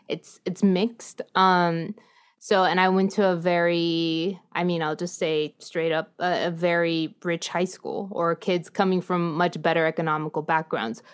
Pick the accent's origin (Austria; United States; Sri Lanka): United States; San Antonio, Texas; San Antonio is really home. It's actually my hometown, I consider it.